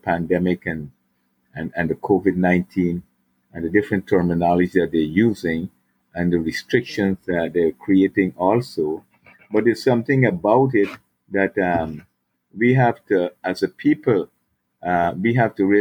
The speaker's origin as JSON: {"language": "English", "country": "Guyana", "tie": "born or raised there", "moved": "yes", "lives_now": "United States", "said": "I came onto the earth plane through my mother and father in Guyana"}